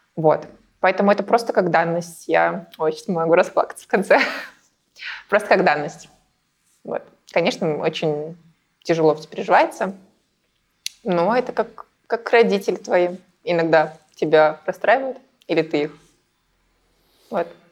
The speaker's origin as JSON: {"language": "Russian", "country": "Belarus", "moved": "as an adult", "lives_now": "Saint Petersburg, Russia", "said": "я не из России, я а из Беларуси. И переехала в Россию эм, наверное, лет назад в Петербург"}